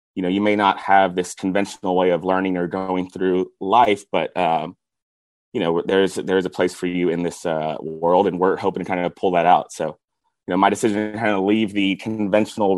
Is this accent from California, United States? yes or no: no; Houston, Texas, United States; I was born and raised here in Houston